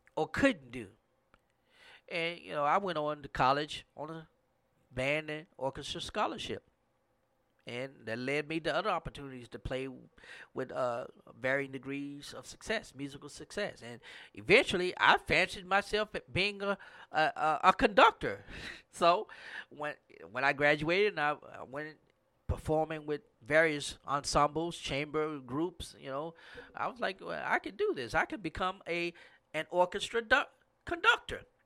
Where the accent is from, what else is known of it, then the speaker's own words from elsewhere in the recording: Grambling area, Louisiana, United States; in my hometown, it was Grambling State University